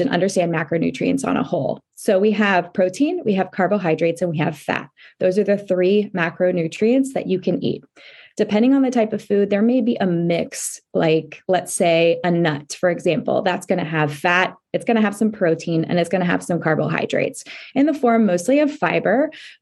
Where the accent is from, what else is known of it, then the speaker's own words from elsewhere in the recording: Orange County, California, United States; I grew up in Orange County.